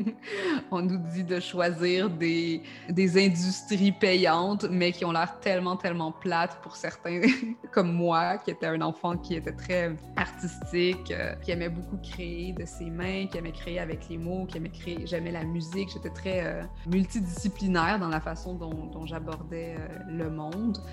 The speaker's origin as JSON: {"language": "French", "region": "Quebec", "country": "Canada", "also_born_or_lived": "Montreal", "accent": "Québécois", "said": "Par mon accent, vous avez hein? peut-être compris que je suis québécoise, donc j'habite à Montréal."}